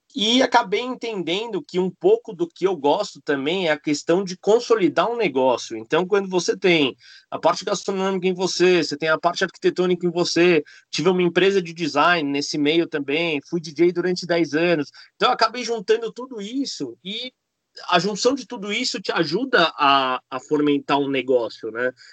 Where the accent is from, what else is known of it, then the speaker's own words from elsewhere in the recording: Argentina; now in Brazil; sou argentino, não nasci no Brasil. Vim para cá uh, porque meu pai veio abrir o um restaurante